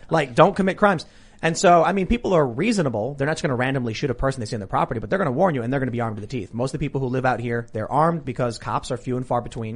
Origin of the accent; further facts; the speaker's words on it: Chicago, Illinois, United States; I'm from Chicago